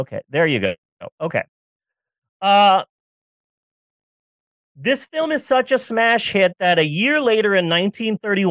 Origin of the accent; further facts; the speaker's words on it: Southwest, United States; I grew up in the Southwest